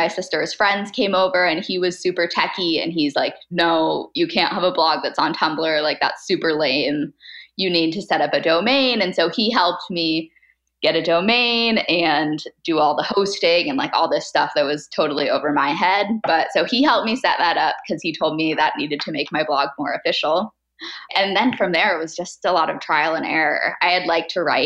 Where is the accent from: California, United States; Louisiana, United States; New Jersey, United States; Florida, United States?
California, United States; San Diego; also born or lived in Seattle; I grew up in San Diego, which is where I live now still